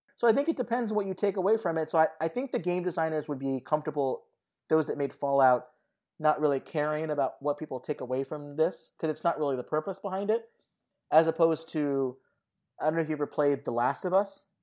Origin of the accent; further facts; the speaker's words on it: Southern California, United States; moved away; I went to Las Vegas a lot growing up in Southern California